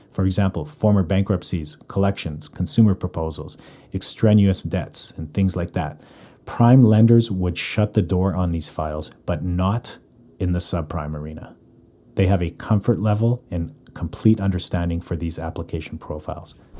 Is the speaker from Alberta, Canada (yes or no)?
yes; Calgary, Alberta, Canada; now in North Vancouver, Canada; born and raised in Calgary. Currently living in North Vancouver